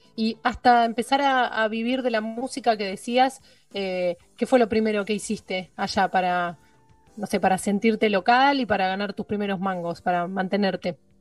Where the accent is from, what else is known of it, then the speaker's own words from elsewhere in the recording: Olivos, Buenos Aires Province, Argentina; moved away as an adult; now in Berlin, Germany; nací en, Buenos Aires, me crié en Olivos, casi toda mi vida viví en Vicente López.